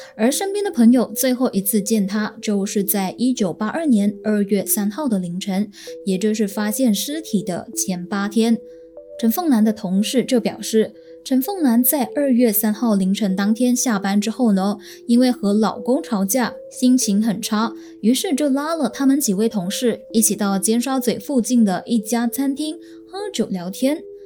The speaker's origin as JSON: {"language": "Chinese", "country": "Malaysia", "said": "我身为马来西亚人"}